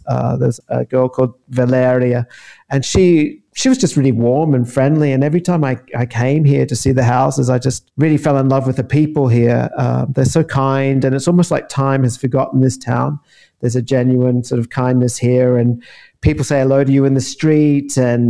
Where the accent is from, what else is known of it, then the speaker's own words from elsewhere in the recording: Queensland, Australia; moved away as an adult; also born or lived in London, United Kingdom; now in Mussomeli, Italy; I'm from Queensland. I left many years ago, went backpacking really, 1998 it was. Like many Aussies, I thought I would just spend a couple of years away and go back to Oz. Ended up loving London, loving living in that country